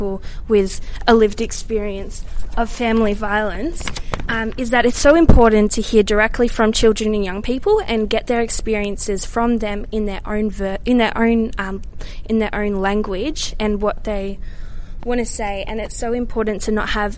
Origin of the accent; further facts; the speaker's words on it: Melbourne, Victoria, Australia; I'm from my hometown at the moment, Ferntree Gully, in Melbourne, Australia